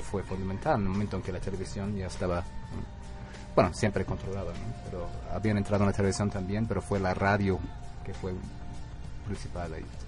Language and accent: Spanish; United States; Spanish is a second language; moved away as an adult; also born or lived in Italy; now in Oaxaca, Mexico; nací en Estados Unidos